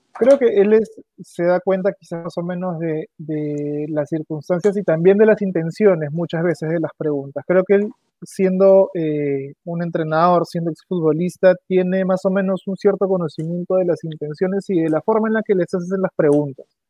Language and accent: Spanish; Peru; como peruano